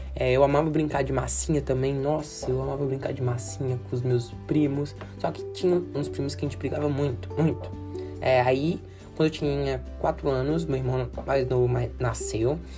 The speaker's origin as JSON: {"language": "Portuguese", "town": "Belo Horizonte", "region": "Minas Gerais", "country": "Brazil", "tie": "born or raised there", "said": "eu nasci em Minas Gerais"}